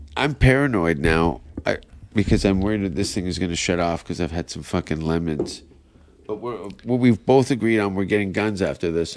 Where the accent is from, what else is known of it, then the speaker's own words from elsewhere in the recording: Canada; moved away; as a Canadian